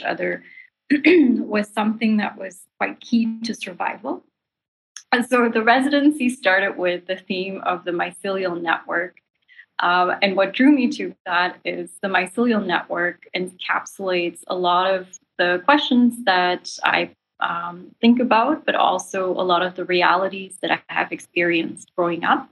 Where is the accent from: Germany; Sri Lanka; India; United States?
Sri Lanka; now in Toronto, Canada; I'm from Sri Lanka. That's the island I was born on. And then I had to sadly leave because there was a war that broke out, a civil war.